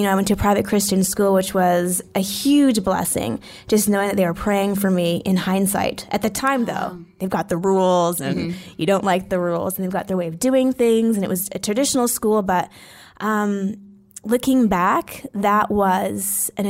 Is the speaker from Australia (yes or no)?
no; Edmonton, Alberta, Canada; I grew up in Edmonton, Alberta. For people listening internationally, that's in Canada